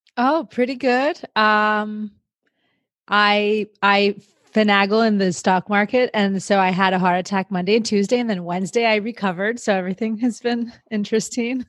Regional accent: Miami, Florida, United States; now in Los Angeles, United States; I grew up in Miami. I moved around a bunch and now I find myself in LA.

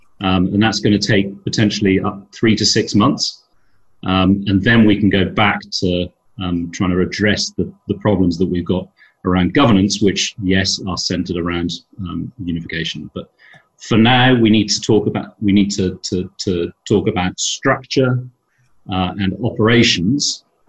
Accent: Dublin, Leinster, Ireland; born there; Now, a little bit about my background. I was born in Dublin, but I'm a multinational. I'm a British, Irish, Swiss passport holder.

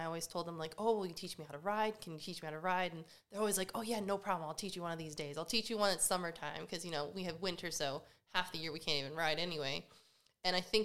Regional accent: Carroll County, Maryland, United States; now in Burbank, United States; I grew up in Maryland, Carroll County, nice like farmland and everything.

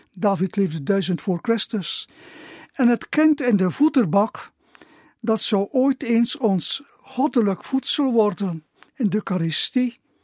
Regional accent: Zerkegem, Flanders, Belgium; also born or lived in Gistel; now in Kortemark, Belgium; ben ik geboren in Zerkenhem. Ik heb daar tien jaar gewoond

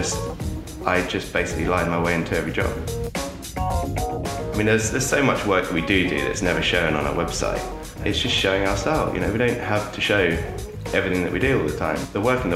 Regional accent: Jersey; I grew up in Jersey. I've lived here all my life

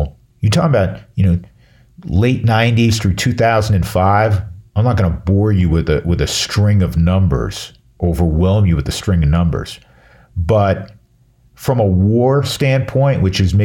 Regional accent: New York, United States; moved away; I'm from back east. I'm from New York.

